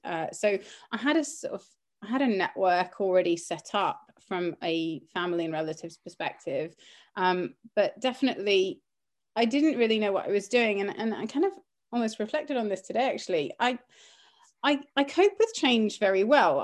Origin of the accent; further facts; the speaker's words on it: Cyprus; moved away; also born or lived in Cumbria; growing up in Cyprus at the time when I was, uh, kind of from the age of five